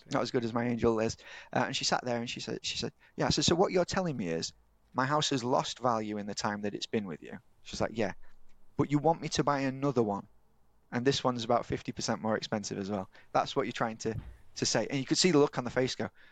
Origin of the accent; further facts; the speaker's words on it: Yorkshire and the Humber, United Kingdom; I'm from Yorkshire